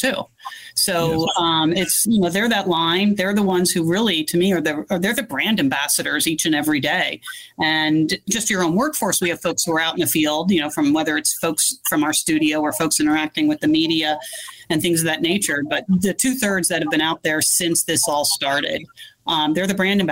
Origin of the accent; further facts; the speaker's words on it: East Coast, United States; moved away as an adult; also born or lived in Northern California; now in California, United States; I'm originally from the East Coast